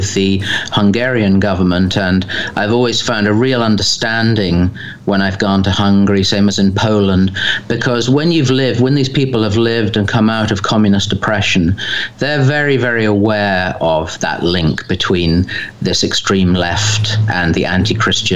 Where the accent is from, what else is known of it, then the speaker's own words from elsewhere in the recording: England, United Kingdom; as an Englishman